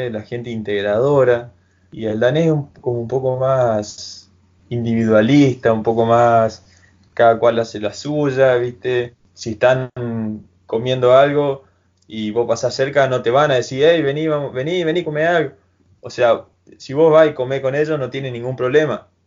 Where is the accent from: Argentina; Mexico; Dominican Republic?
Argentina; hay uno que está siempre con nosotros, poner que somos cinco argentinos y está él ahí y re buena onda